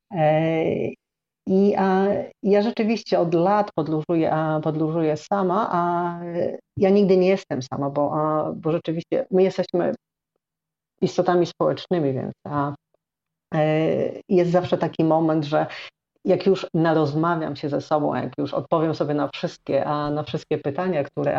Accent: Chełm, Lublin Voivodeship, Poland; moved away as an adult; also born or lived in Warsaw / Sweden / Tricity / Thailand; urodziłam się na wschodzie Polski, i, a, I, mieszkałam przez 18 lat, prawie 18 lat, a w Chełmie

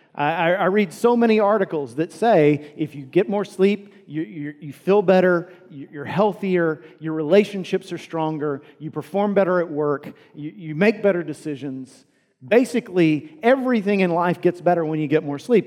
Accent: United States; we as American Christians

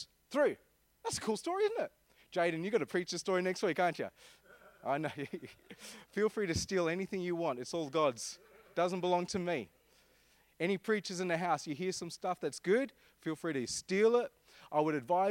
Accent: Armidale, New South Wales, Australia; I'm from Armidale

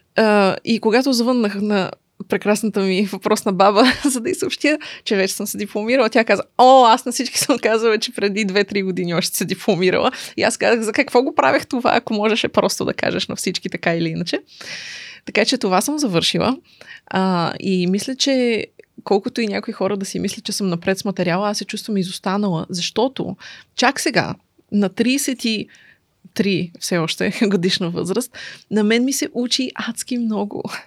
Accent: Sofia, Sofia City, Bulgaria; also born or lived in Kokalyane; от София съм, така да се каже, въпреки че а, имам щастието да живея още от малка в село Кокаляне

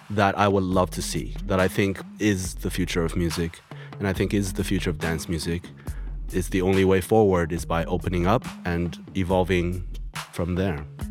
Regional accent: China; moved away; also born or lived in United States; I'm come from China after living in the U S

